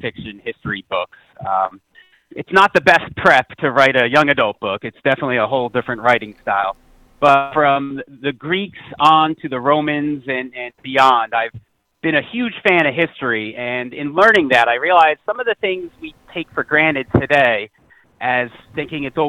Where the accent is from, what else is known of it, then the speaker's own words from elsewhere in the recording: New Jersey, United States; I'm from New Jersey here in the United States.